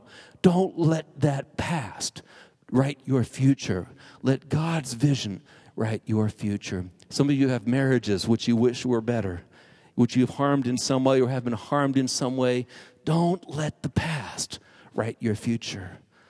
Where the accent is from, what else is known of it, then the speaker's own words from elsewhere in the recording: Arizona, United States; moved away as an adult; also born or lived in Indiana; I was going to come back to Arizona. That's my home state, where I was from.